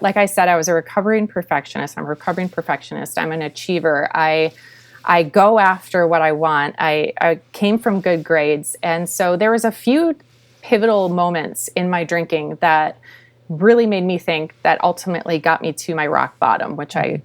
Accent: Minnesota, United States; I was born and raised in Minnesota

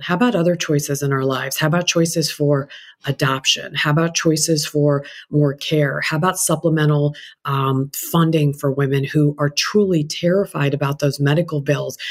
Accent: India; now in United States; I'm an Indian immigrant

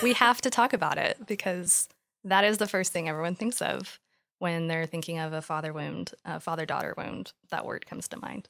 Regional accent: West Texas, United States; moved away as an adult; now in Dallas, United States; I grew up in West Texas, born and raised, moved to Dallas a year ago

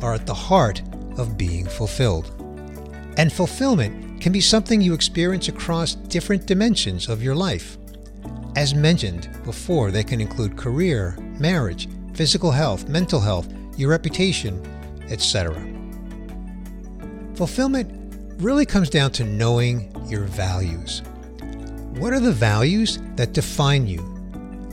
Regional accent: New York City, New York, United States; I grew up in Queens in a lower middle income family.

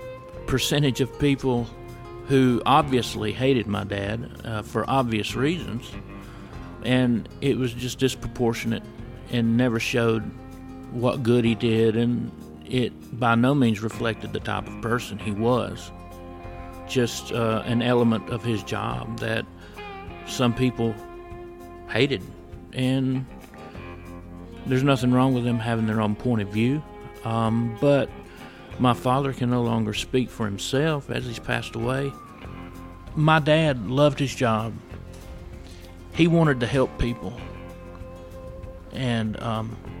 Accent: United States; I grew up in Floyd County

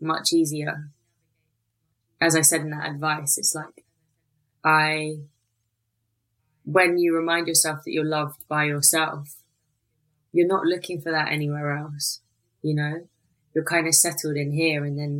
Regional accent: London, United Kingdom; Growing up in Elephant and Castle with the immigrant family

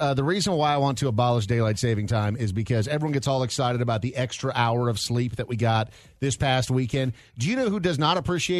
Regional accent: Minnesota, United States; growing up in Minnesota

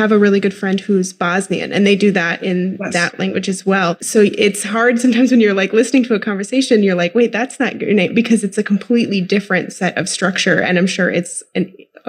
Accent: Midwest, United States; I'm from the Midwest and have a tendency to do some crazy things with vowels

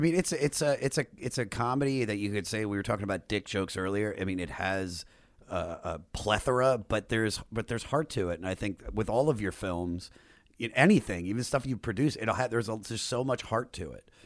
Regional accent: Maryland, United States; accent: Maryland; my Maryland accent

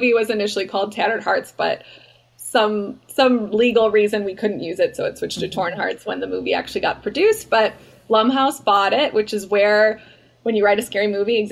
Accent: Chicago, Illinois, United States; moved away; I'm from Chicago and I lived there

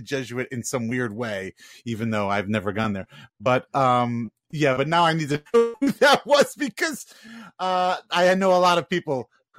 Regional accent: Long Island, New York, United States; moved away as an adult; now in New Orleans, United States; I grew up on Long Island

